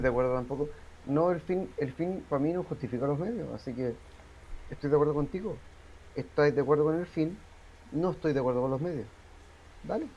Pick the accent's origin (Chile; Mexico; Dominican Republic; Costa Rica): Chile; Todos acá somos chilenos